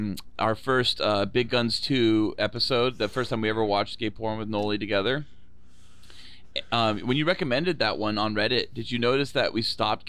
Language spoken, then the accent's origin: English; Sweden; I'm Jewish from Sweden.